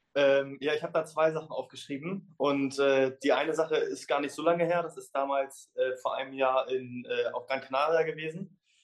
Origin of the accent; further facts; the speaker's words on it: Germany; als Deutscher